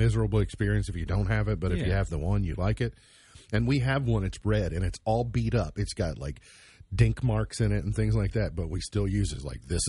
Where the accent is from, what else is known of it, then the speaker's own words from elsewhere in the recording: Kentucky, United States; I'm from Kentucky.